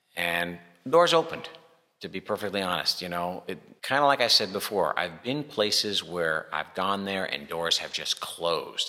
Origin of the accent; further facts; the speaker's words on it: Massachusetts, United States; now in Czech Republic; I'm from Massachusetts in the mm-hmm. United States